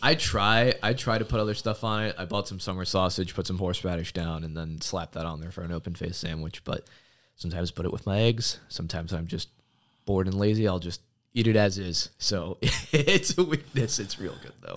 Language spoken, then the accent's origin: English; Washington, District of Columbia, United States; moved away as an adult; now in Oshkosh, United States; I was actually born, and my two sisters, they were born in the DC area, but I've been coming up to this area in one way or another since I was a baby.